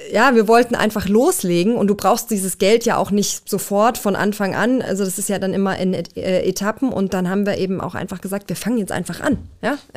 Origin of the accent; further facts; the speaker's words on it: Swabian Jura, Baden-Württemberg, Germany; also born or lived in Erzgebirge near Zwickau, Saxony; Äh, auf der Schwäbischen Alb dann.